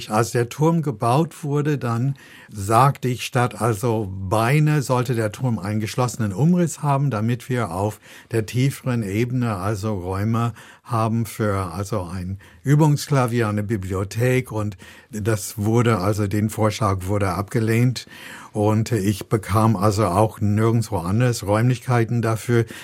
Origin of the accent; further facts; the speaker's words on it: United States; Und ich komme aus den USA und dort haben wir das so gemacht